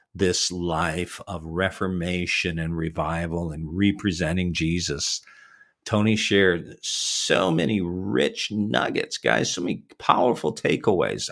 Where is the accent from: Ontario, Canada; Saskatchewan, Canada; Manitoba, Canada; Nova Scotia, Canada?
Ontario, Canada; Toronto; Was born in Toronto and raised in the Toronto area